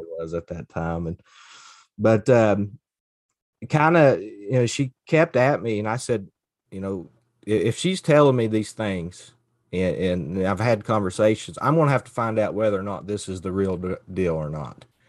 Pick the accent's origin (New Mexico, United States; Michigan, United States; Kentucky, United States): Kentucky, United States; Floyd County; moved away as an adult; also born or lived in Pikeville, Kentucky / Cincinnati, Ohio; now in Grundy, Virginia, United States; I grew up in Floyd County, Kentucky, which is the border county of Pike County, and grew up the, in the hollers of East